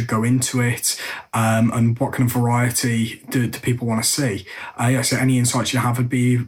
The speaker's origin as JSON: {"language": "English", "region": "England", "country": "United Kingdom", "said": "I'm from England."}